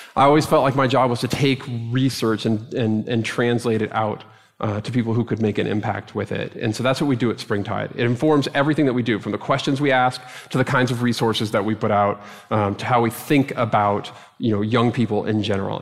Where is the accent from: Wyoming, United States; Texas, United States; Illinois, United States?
Texas, United States; Dallas; moved away; my experience of growing up in Dallas